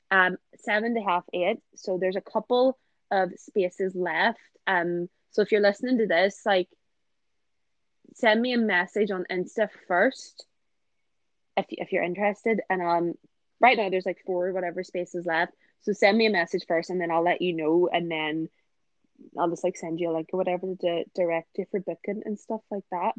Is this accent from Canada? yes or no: no; a village near Belfast, Northern Ireland, United Kingdom; moved away; I'm not from Belfast, but all of like childhood friends were there. So people that I don't see anymore because like they, they we don't live in the village that we grew up in.